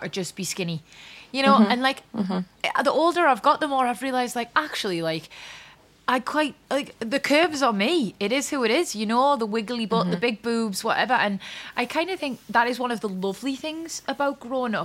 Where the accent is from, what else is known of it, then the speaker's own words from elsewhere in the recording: Newcastle upon Tyne, North East England, United Kingdom; I'm East End